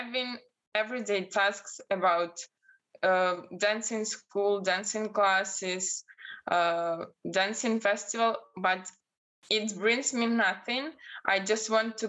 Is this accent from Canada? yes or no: no; Belarus; English is a second language; moved away as an adult; now in Portugal; I'm from Belarus